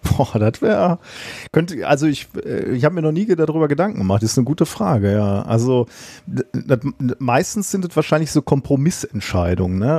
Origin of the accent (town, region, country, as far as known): Germany